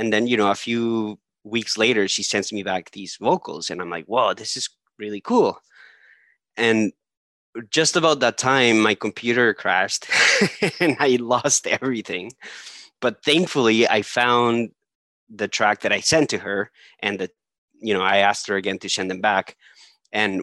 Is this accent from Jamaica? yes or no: no; Colombia; moved away; I'm originally from Colombia.